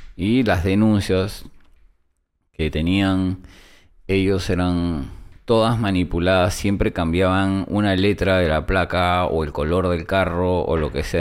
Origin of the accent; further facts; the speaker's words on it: Peru; moved away as an adult; also born or lived in United States; soy peruano